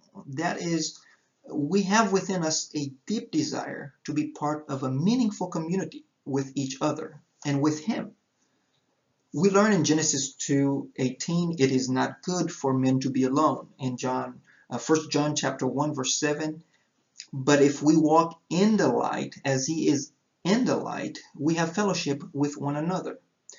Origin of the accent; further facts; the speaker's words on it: Haiti; As I said, I was born and raised in Haiti, where my parents are church planters.